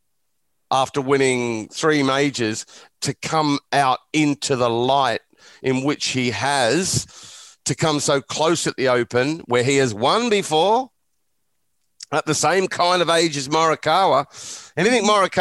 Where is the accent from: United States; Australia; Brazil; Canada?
Australia; Growing up in Australia